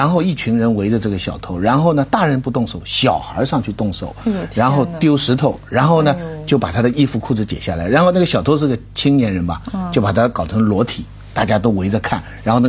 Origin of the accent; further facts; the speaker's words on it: Taizhou, Zhejiang, China; moved away; also born or lived in Luqiao, Huangyan; 温岭属于台州地区，所以是我的家乡 啊，老 家地区啊。